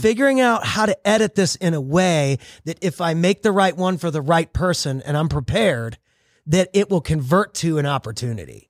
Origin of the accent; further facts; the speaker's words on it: St. Louis, Missouri, United States; I grew up in Saint Louis, Missouri, small town, kinda like a little big town